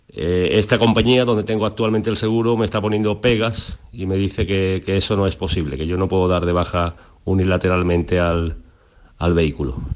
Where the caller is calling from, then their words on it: Jerez de la Frontera, Andalusia, Spain; de Jerez.